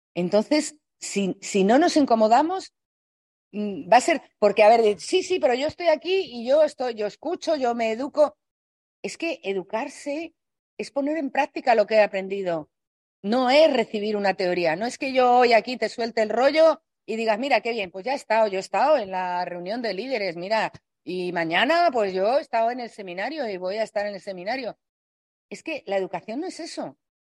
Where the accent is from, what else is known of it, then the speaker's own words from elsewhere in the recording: Spain; los españoles somos hablando un poco así